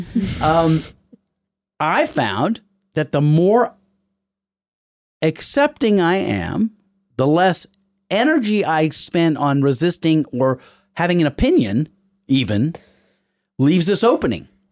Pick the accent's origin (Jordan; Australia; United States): United States; the South; I'm from the South. I spent my whole life trying to look like that Southern gentleman